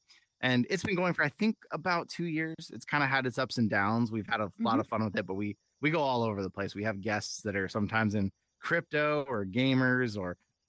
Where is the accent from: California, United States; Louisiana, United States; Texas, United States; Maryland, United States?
California, United States; born or raised there